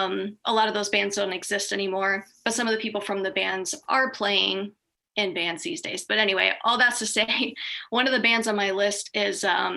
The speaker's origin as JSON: {"language": "English", "town": "Green", "region": "Ohio", "country": "United States", "tie": "born or raised there", "said": "when I was a teenager, like growing up in Green, my friends in high school had bands."}